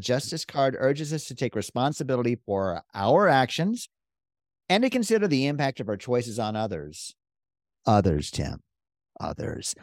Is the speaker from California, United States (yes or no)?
no; Texas, United States; we're from Texas